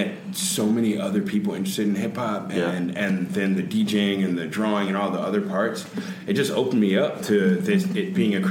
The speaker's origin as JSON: {"language": "English", "town": "Washington", "region": "District of Columbia", "country": "United States", "said": "Washington, D.C."}